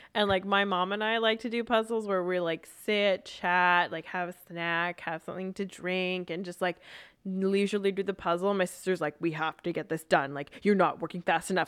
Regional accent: Vancouver, British Columbia, Canada; I grew up in Vancouver, still am here

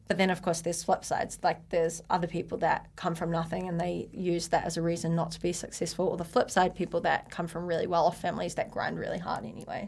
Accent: Blenheim, Marlborough, New Zealand; moved away as an adult; also born or lived in Taupo / Waikato / Auckland; I was born in Taupo, but uh, brought up in Blenheim. So small town

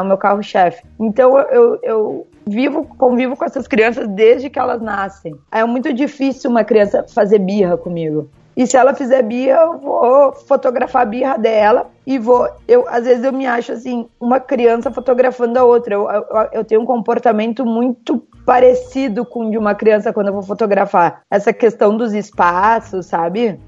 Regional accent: Parobé, Rio Grande do Sul, Brazil; also born or lived in Caxias do Sul, Rio Grande do Sul, Brazil; Eu sou natural de Caxias do Sul. Mas os meus pais, quando eu tinha oito anos, eles foram morar em Parobeca, uma cidadezinha bem menor

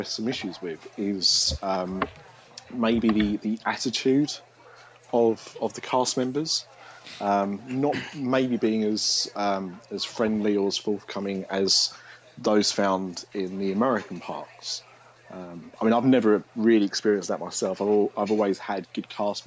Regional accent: England, United Kingdom; Mine's so minimal that when I do speak it, they often pick up that I'm English

